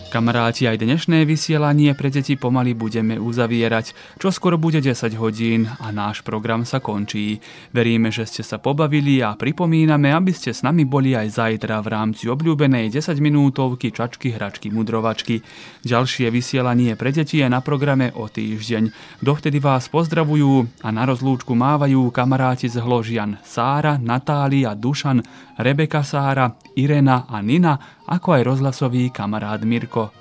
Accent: Lug, Vojvodina, Serbia; Ja som z Lúgu.

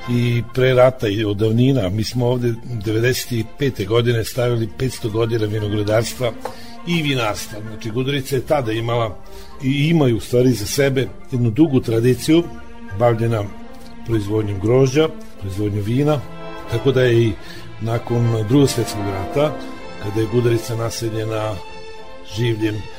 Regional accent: Vršac, Vojvodina, Serbia; ja sam iz Vrsa, rodom i živim i sada, a imam podrum vina u Gudrici, to držimo iz 20 godina.

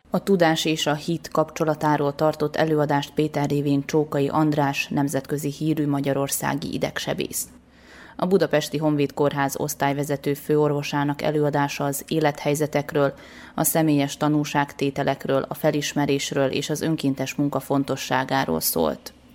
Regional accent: Transylvania, Romania; moved away; én egy erdélyi magyar vagyok

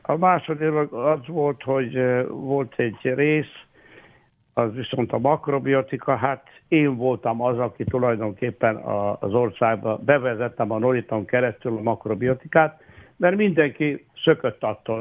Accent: Bački Vinogradi, Vojvodina, Serbia; also born or lived in Subotica, Serbia; Szabadkán születtem, de Királyhalmán éltünk, és hát ott végeztem a, az alapiskolákat

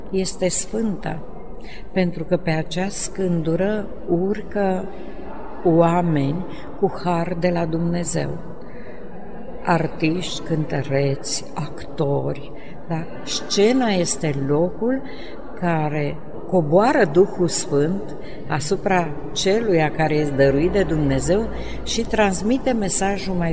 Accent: Mănești, Prahova, Romania; Am cântat, am cântat, am cântat până când am plecat și la Ploiești la școală, pentru că eu sunt de pământ din Mănești, județul Prahova. Și am mers mai departe la liceu în Ploiești

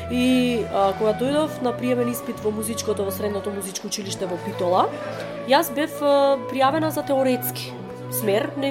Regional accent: Kruševo, Pelagonia, North Macedonia; also born or lived in Bitola; јас сум од Крушево и тој од Крушево

